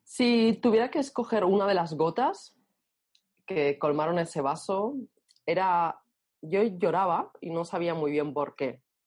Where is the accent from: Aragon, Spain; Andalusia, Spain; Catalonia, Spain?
Catalonia, Spain; Barcelona; nací en Barcelona